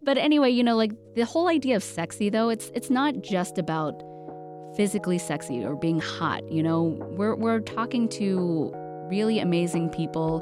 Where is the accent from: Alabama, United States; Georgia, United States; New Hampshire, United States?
Alabama, United States; I grew up in Alabama